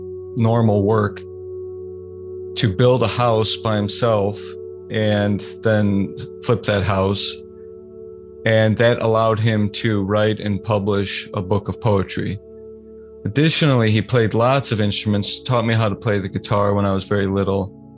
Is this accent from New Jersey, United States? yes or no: no; Oakland, California, United States; born there; He was in the military when I was born. I was born in Oakland, California, and he was often traveling overseas to Asia